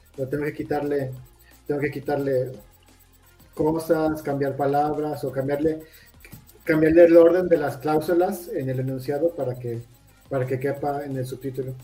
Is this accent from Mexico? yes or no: yes; Mexico; somos mexicanos